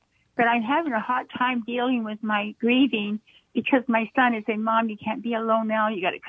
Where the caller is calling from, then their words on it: Monterey Park, California, United States; Yes, hi, I'm … from Monterey Park, and you know, I just got your station, but I'm born again Christian. I'm 81.